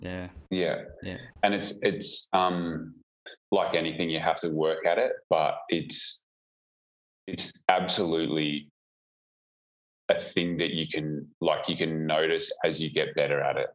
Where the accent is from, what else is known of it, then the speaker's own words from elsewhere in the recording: about an hour out of Melbourne, rural Victoria, Australia; now in Perth, Australia; I grew up in uh, rural Victoria, about oh, an hour yeah. out of Melbourne